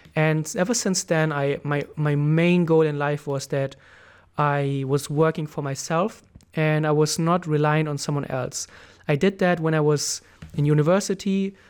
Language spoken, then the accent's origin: English; Germany; moved away as an adult; also born or lived in Thailand; I moved back to, to Germany, to my home country.